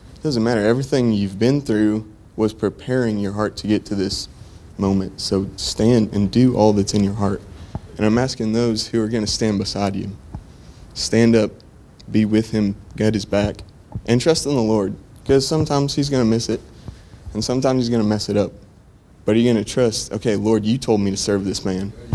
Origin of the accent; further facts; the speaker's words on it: Plainview, Texas, United States; I'm from Plainview, Texas. That's in between Lubbock and Amarillo, up there in the panhandle.